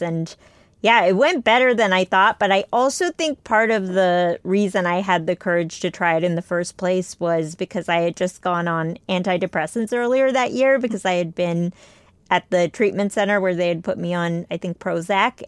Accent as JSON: {"language": "English", "country": "United States", "tie": "born or raised there", "said": "I was the only one in my family born in the U S, like, everyone else was born in India"}